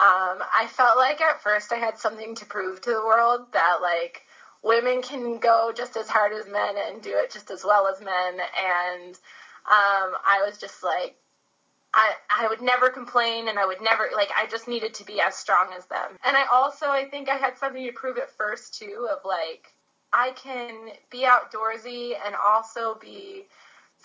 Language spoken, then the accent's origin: English; Bowie, Maryland, United States; moved away as an adult; also born or lived in Colorado; now in New Zealand; I am from Bowie, Maryland, on the East Coast, about 20 minutes outside of Washington, D.C., and I lived there most of my life